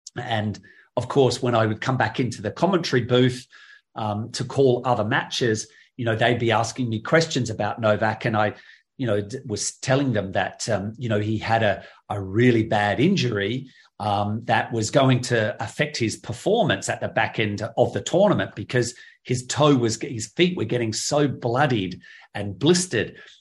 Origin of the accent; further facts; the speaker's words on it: Adelaide, South Australia, Australia; my hometown in Adelaide